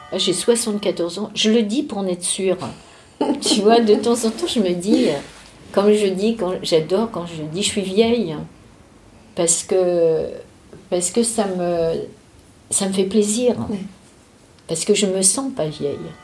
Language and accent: French; Paris, Île-de-France, France; also born or lived in Drancy; Je suis née à Paris dans le 14e arrondissement.